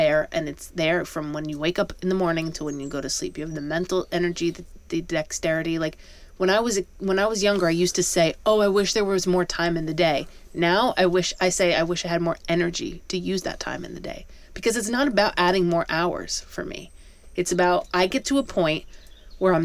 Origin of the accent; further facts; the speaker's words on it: around New York City, United States; growing up around New York City